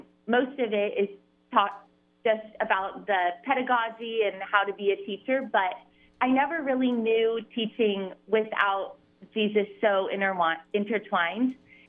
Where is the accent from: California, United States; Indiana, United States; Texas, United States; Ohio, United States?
Ohio, United States; Cincinnati; I'm from Cincinnati, so I went to an all-girls Catholic school there, Ursuline Academy, and then right to Catholic college at Xavier University.